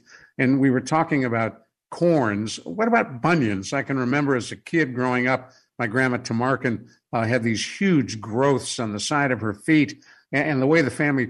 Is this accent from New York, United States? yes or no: no; Cleveland, Ohio, United States; When I was a kid growing up in Cleveland